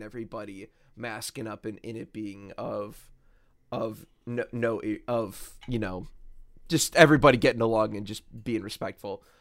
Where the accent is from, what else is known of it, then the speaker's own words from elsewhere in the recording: United States; as an American